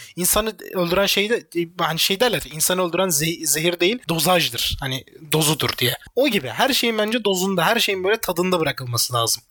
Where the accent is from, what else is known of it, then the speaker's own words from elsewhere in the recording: Mersin, Turkey; also born or lived in Adana; Hepimiz daha çok Mersin'de yaşamışız.